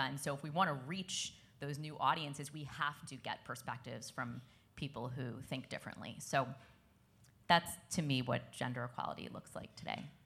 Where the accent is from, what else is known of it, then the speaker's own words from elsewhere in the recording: New York City, New York, United States; I grew up in Brooklyn, which is melting pot of the world